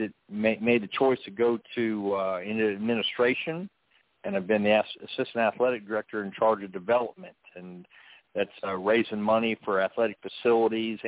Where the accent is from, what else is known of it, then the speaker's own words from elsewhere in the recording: New Smyrna Beach, Florida, United States; moved away as an adult; now in South Carolina, United States; originally I'm from New Smyrna Beach, Florida.